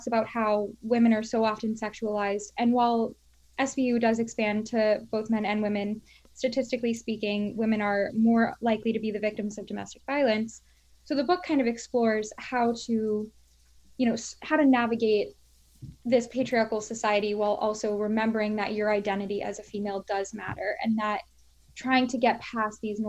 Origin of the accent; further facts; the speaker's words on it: Florida, United States; moved away as an adult; also born or lived in Washington, D.C.; now in Albany, United States; I'm originally from Florida. That's where I was raised